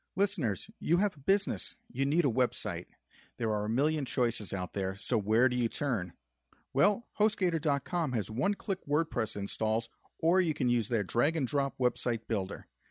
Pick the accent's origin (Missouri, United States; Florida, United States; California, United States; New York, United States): New York, United States; moved away; we're originally from New York, and I used to work in Manhattan